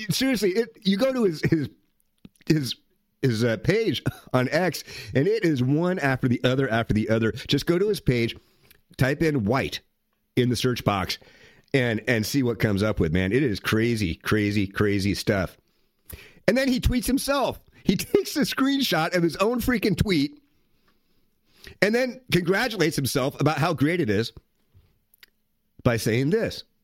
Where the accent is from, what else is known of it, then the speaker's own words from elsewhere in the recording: Saginaw, Michigan, United States; also born or lived in Flint; I'm from Saginaw, spent a lot of time in Flint. I've never seen this many white people in Flint in my life.